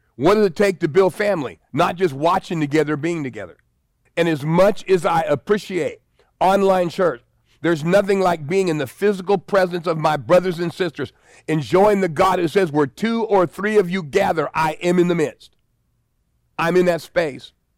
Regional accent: United States; I'm white American

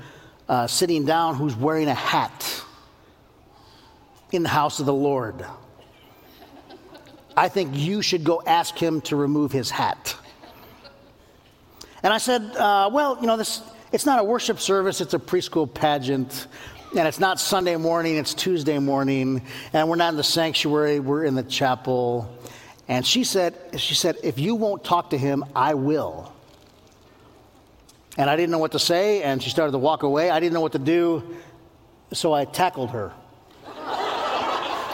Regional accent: United States; born and raised in the United States of America

